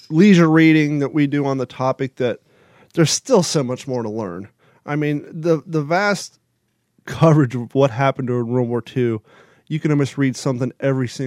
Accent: Kentucky, United States; also born or lived in Ohio / California; before living in here, I lived in California, but just because I grew up in Kentucky and Ohio, it's still weird to me to have Christmas without the cold, cold weather

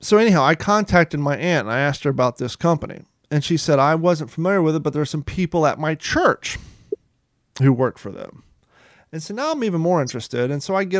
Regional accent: Columbus, Ohio, United States; also born or lived in Kentucky; I was born in Kentucky and I grew up in Columbus, Ohio

